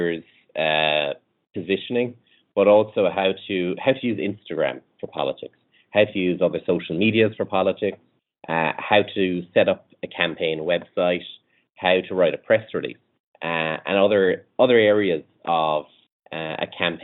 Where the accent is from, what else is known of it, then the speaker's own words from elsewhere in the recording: Ireland; accent: Irish; We're based in Ireland